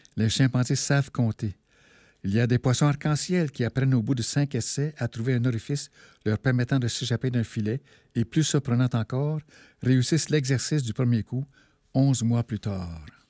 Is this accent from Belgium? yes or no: no; Val-d'Or, Quebec, Canada; j'ai grandi à Bourlamac, euh, qui s'appelle Val-d'Or maintenant